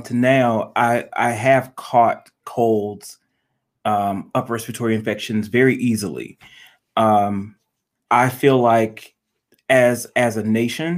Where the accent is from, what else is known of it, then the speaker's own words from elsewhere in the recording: North Carolina, United States; now in Detroit, United States; I'm from North Carolina, my grandmother still lives there